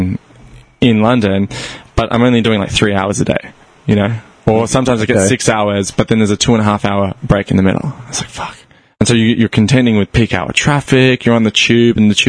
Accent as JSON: {"language": "English", "country": "Australia", "moved": "yes", "said": "I'm Australian"}